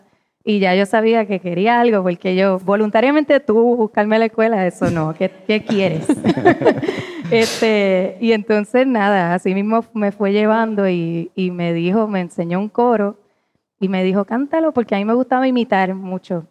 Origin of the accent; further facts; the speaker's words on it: Puerto Rico; como puertorriqueña